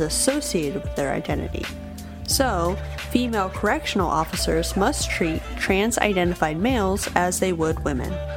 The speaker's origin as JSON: {"language": "English", "town": "Sacramento", "region": "California", "country": "United States", "tie": "born or raised there", "said": "In my hometown of Sacramento, California"}